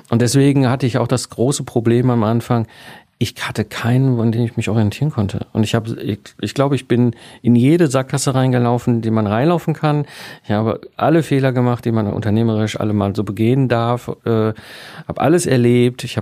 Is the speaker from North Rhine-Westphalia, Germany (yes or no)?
yes; North Rhine-Westphalia, Germany; sondern ich komme ursprünglich aus dem Ruhrpott zwischen Kohle und Stahl aufgewachsen